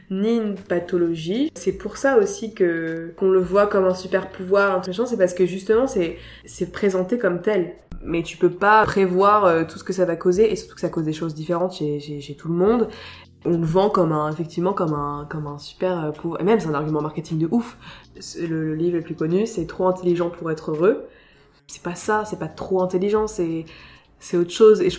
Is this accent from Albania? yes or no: no; Saint-Maur-des-Fossés, Île-de-France, France; also born or lived in Paris / Villecresnes; je suis née à Paris, j'ai grandi à Villecrène, une espèce de, de, banlieue très très lointaine et un peu campagne. Et puis après j'ai passé toute mon enfance à Saint-Maur-des-Fossés, en 94.